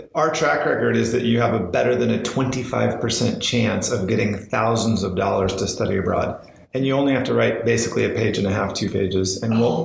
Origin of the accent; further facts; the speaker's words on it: Southwest Washington, United States; I was born and raised in uh, Southwest Washington